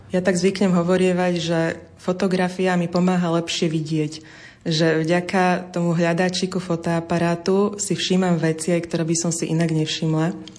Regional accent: Senec, Bratislava Region, Slovakia; Ja som vyrastala v Senci

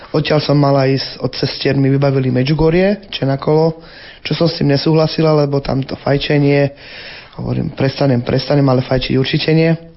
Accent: Bernolákovo, Bratislava Region, Slovakia; also born or lived in Zlaté Moravce; now in Bratislava, Slovakia; Pochádzam z Bratislavy, vyrastala som v detskom domove v Bernolakove

